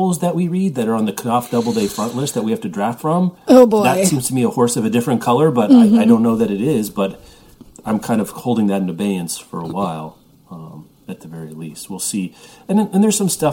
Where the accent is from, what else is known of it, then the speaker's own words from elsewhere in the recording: Midwest, United States; growing up in the Midwest